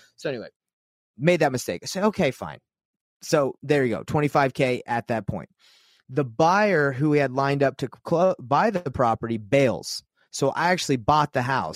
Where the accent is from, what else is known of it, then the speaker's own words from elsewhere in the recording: Utah, United States; I'm from Utah